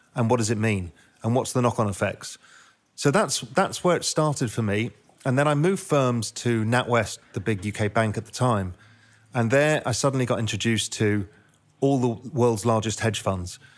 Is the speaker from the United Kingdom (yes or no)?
yes; England, United Kingdom; also born or lived in India / Spain; now in Cayman Islands; I'm half Indian, half Dutch, grew up in England, lived in India for a bit, lived in Spain for ten years, and now live in the Cayman Islands